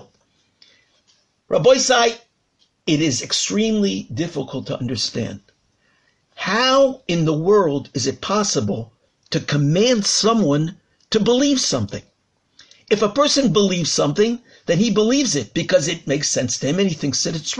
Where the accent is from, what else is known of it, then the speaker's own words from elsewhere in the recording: United States; now in Telstone, Israel; I grew up in the United States